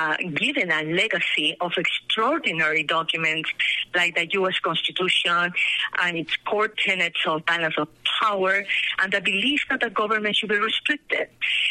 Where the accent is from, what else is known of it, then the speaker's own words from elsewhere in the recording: Peru; English is a second language; moved away as an adult; now in Colorado, United States; I was born in Peru when the country was in the hands of a military dictator. And I experienced a country during my teenager years that it was very indebted, unstable, violent.